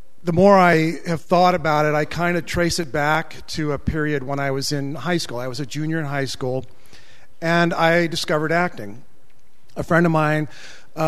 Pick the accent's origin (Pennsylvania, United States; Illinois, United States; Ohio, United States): Ohio, United States; Akron; I was born and raised near Akron, Ohio